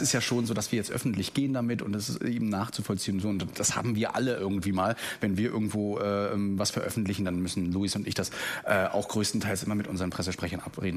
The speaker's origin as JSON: {"language": "German", "region": "Mecklenburg-Vorpommern", "country": "Germany", "lives_now": "Rostock, Germany", "said": "bin ich aus MV"}